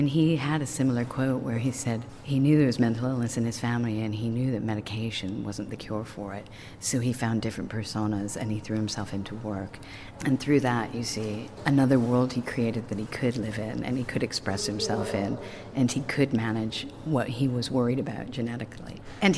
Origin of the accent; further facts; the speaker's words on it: Canada; I could see them as Kate and Pete because I was from Canada at the time.